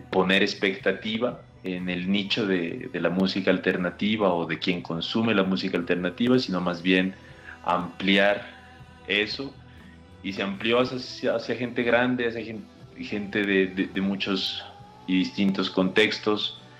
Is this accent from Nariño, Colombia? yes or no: yes; Pasto, Nariño, Colombia; Nosotros estamos en el departamento de Nariño, al sur, cuya capital es el municipio de Pasto, que es la maravillosa ciudad donde me encuentro ahorita.